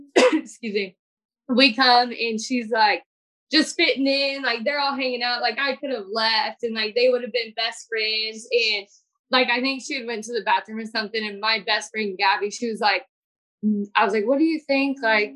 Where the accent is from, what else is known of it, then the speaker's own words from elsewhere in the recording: Kansas, United States; like I am from Kansas, like Kansas and Missouri, like you think about it as more of like a conservative state.